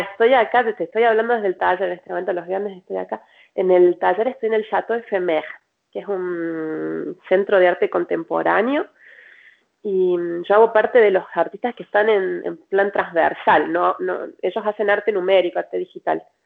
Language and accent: Spanish; Córdoba, Argentina; moved away as an adult; now in Paris, France; como vengo de Córdoba, en Córdoba le decimos matijajic